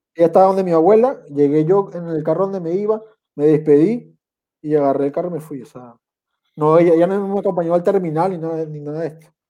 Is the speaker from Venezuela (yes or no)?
yes; Andes, Venezuela; moved away as an adult; also born or lived in Caraballeda, La Guaira, Venezuela; now in Chile; yo que soy de los Andes